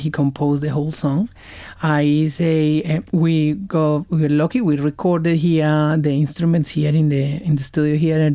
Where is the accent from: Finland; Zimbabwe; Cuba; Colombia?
Colombia; now in Brisbane, Australia; I am from Latin America. I'm from Colombia.